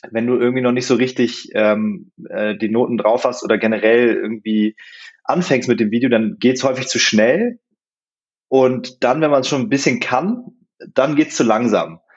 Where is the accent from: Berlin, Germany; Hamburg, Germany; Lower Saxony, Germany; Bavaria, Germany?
Lower Saxony, Germany; Hannover; Ich bin aufgewachsen in Hannover und mit sechs Jahren habe ich das Klavierspielen für mich entdeckt.